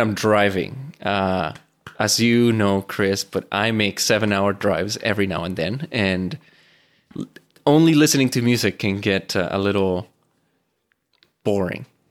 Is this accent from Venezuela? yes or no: yes; Venezuela; first language Spanish; English is a second language; now in Fort McMurray, Canada; I am originally from Venezuela, so I speak Spanish. That is my accent